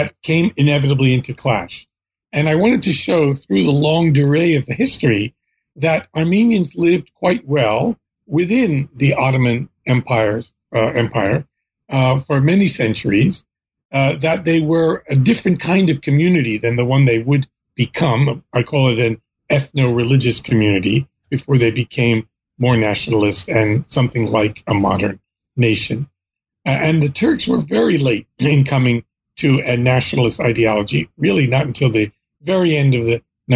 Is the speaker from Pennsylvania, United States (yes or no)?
yes; Philadelphia, Pennsylvania, United States; I was born in the United States in Philadelphia, PA.